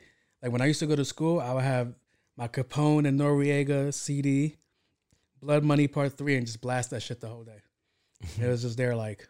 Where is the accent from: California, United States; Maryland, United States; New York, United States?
New York, United States; New York City; I'm from Queens